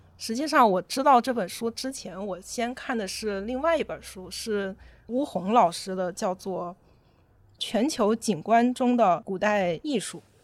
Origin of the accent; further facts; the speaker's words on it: China; 我们中国人自己